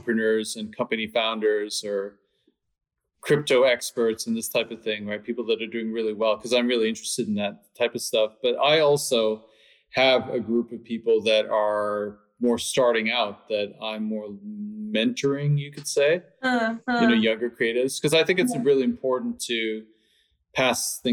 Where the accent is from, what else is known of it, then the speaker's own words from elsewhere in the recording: Canada; also born or lived in London / Stockholm; now in Los Angeles, United States; I'm from Canada